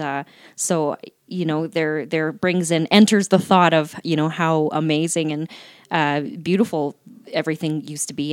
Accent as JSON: {"language": "English", "town": "Calgary", "region": "Alberta", "country": "Canada", "tie": "born or raised there", "also_born_or_lived": "Laramie, Wyoming", "said": "raised in Calgary"}